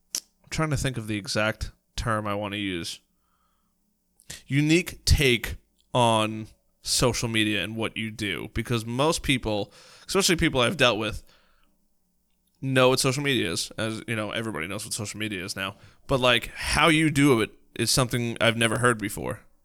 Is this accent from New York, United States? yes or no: yes; New York, United States; we're from New York, so we talk really, really, really fast